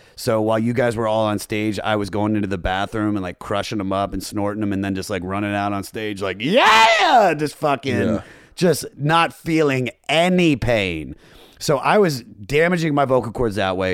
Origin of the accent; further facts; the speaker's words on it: Germantown, Maryland, United States; moved away; also born or lived in Baltimore; I'm Germantown, right outside of D.C. I lied for a long time and said I was from Baltimore because I lived there for 10 years and I thought it made me cooler, but yeah. I'm really from the suburbs of D.C.